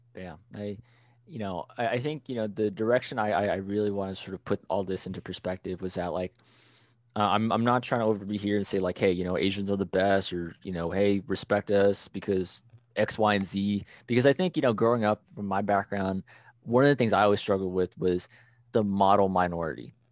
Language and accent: English; United States; I am Thai American.